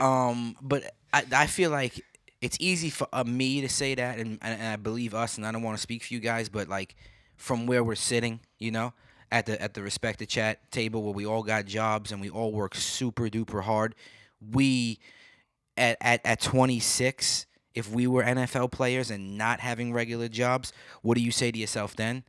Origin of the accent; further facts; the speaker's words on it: New York City, New York, United States; moved away; growing up in Brooklyn